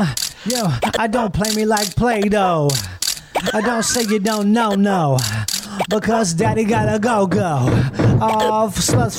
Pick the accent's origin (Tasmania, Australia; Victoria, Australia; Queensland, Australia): Victoria, Australia; Melbourne; Oh, I'm from Melbourne. Hi.